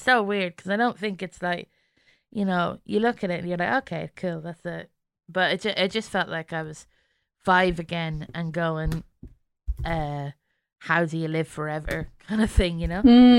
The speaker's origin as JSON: {"language": "English", "region": "London", "country": "United Kingdom", "tie": "born there", "also_born_or_lived": "Germany / Ireland", "said": "So I was born in London and I moved to Germany and then to Ireland and back to London."}